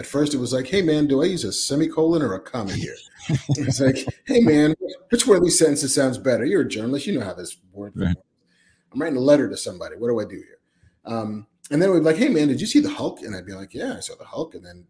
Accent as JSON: {"language": "English", "town": "Baldwin", "region": "New York", "country": "United States", "tie": "born or raised there", "also_born_or_lived": "Bronx, New York / Woodside, Queens / New Jersey", "moved": "as an adult", "said": "I was born in the Bronx, grew up on the South Shore of Long Island, grew up in a town called Baldwin."}